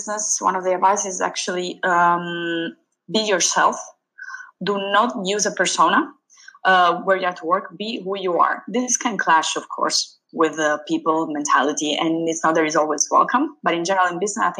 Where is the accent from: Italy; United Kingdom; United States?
Italy; Sicily; I grew up in Sicily